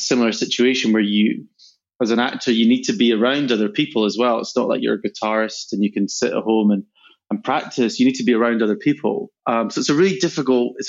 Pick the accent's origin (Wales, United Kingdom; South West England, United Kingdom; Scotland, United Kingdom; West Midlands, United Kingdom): Scotland, United Kingdom; moved away; also born or lived in London / New York; I come from Scotland